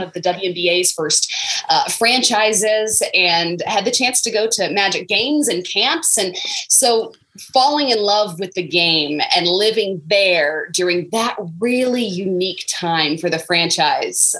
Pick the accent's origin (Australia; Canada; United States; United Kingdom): United States; Florida; moved away; I am from Florida, but I am a Florida State fan.